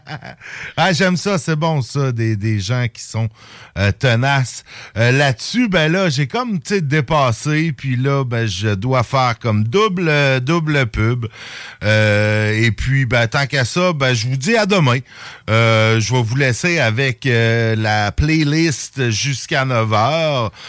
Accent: Saint-Jérôme, Quebec, Canada; now in Lévis, Canada; Ma ville natale de Saint-Jérôme

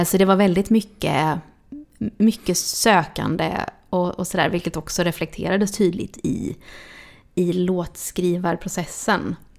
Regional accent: Gothenburg, Västra Götaland, Sweden; now in Stockholm, Sweden; jag är uppväxt i Tuve

